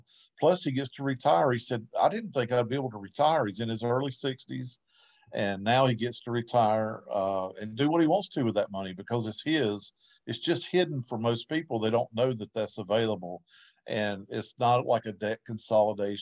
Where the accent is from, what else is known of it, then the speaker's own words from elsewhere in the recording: Winston-Salem, North Carolina, United States; I'm from Winston-Salem, North Carolina